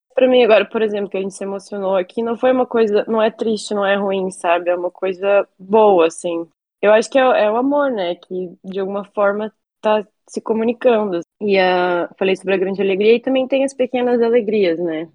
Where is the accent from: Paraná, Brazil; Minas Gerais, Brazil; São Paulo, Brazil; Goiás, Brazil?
Paraná, Brazil; Cascavel; moved away as an adult; also born or lived in Stockholm, Sweden; Eu sou de Cascavel, Paraná, aqui no Brasil, nascida e criada.